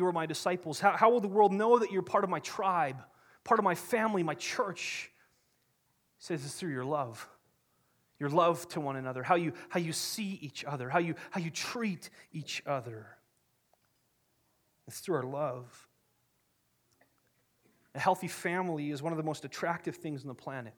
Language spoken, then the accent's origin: English; Kamloops, British Columbia, Canada; I grew up in Kamloops, BC.